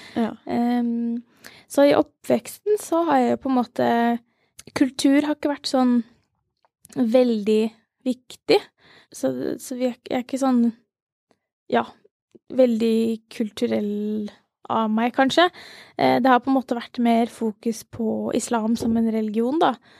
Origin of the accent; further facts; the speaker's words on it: Ski, Akershus, Norway; also born or lived in Langhus; jeg er eh, fra Ski